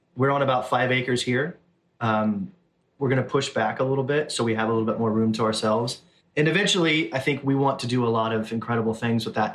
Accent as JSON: {"language": "English", "region": "Southern Alabama", "country": "United States", "tie": "born or raised there", "also_born_or_lived": "Orange, California", "moved": "as an adult", "said": "Born and raised in Southern Alabama, moved to Orange, California"}